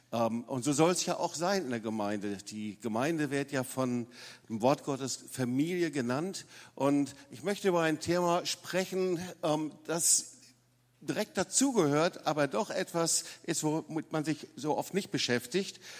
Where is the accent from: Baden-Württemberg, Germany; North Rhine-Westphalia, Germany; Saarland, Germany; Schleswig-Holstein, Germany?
North Rhine-Westphalia, Germany; Lüdenscheid; moved away; ich komme nicht aus dem Schwabenländle. Da lebe ich seit 40 Jahren, aber ich bin in Nordrhein-Westfalen, in Lüdenscheid groß geworden.